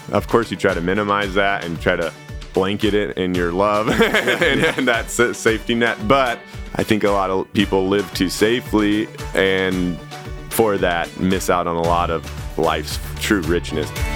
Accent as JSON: {"language": "English", "town": "Sandpoint", "region": "Idaho", "country": "United States", "tie": "born or raised there", "also_born_or_lived": "Siberia", "said": "I grew up in Idaho"}